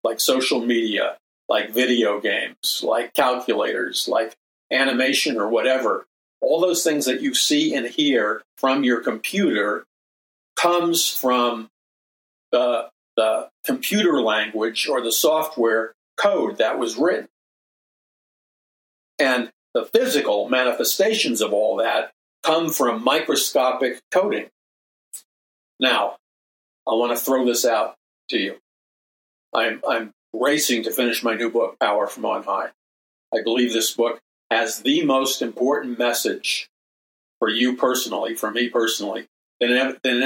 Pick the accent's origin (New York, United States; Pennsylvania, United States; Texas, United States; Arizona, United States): New York, United States; I'm from New York